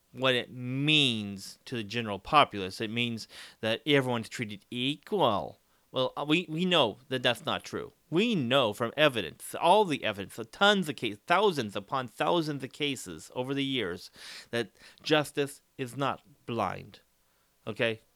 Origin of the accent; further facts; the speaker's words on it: Dos Palos, California, United States; my hometown of Dallas Palace